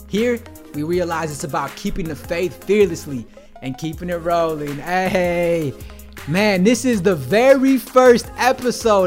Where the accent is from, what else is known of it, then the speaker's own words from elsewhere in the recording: Detroit, Michigan, United States; moved away; I'm from the Detroit area